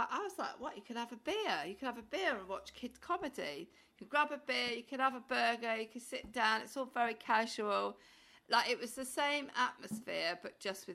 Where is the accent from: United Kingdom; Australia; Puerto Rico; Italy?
United Kingdom; Pembrokeshire, South Wales; I'm from South Wales in Pembrokeshire